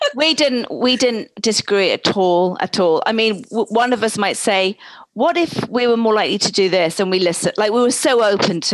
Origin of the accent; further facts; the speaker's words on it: England, United Kingdom; accent: British; also born or lived in East Coast, United States; now in United States; I was originally born in England